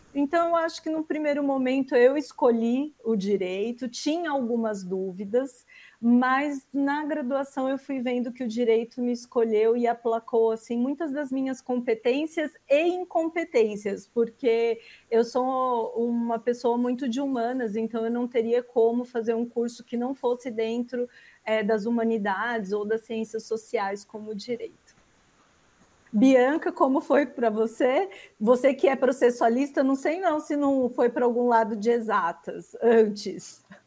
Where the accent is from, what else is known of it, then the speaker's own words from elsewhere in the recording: Osasco, São Paulo, Brazil; sou oriunda também aqui da Grande São Paulo, de Osasco